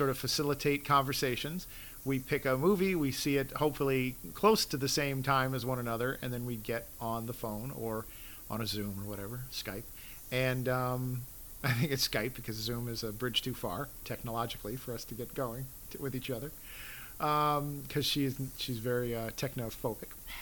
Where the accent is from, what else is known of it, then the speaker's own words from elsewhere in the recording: New York, United States; moved away; also born or lived in Midwest; having been born in New York